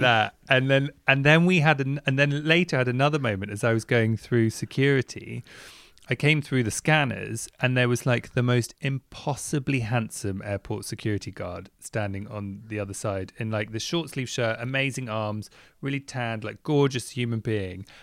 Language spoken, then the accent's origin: English; England, United Kingdom; technically I'm English